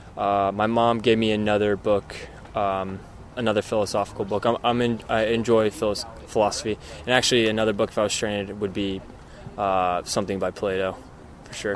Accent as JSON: {"language": "English", "country": "United States", "tie": "born or raised there", "said": "a guy growing up in the States"}